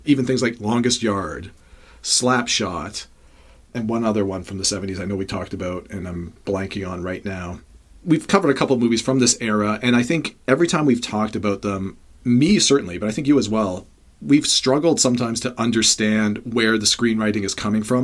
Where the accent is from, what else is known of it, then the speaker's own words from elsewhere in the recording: Toronto, Ontario, Canada; I'm born and raised in Toronto